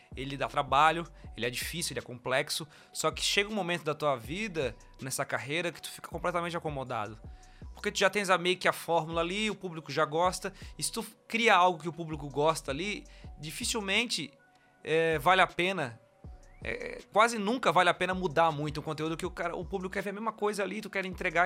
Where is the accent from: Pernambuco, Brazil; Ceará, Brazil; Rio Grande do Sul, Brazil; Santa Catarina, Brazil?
Santa Catarina, Brazil; Florianópolis; eu sou de Floripa e eu nasci num bairro chamado Tapera, que é um, um bairro mais de periferia, lá de Florianópolis. Aqui de Florianópolis, no caso, né?